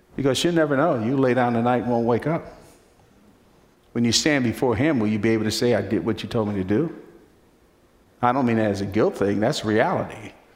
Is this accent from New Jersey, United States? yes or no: yes; Newark, New Jersey, United States; I was born in Newark, New Jersey.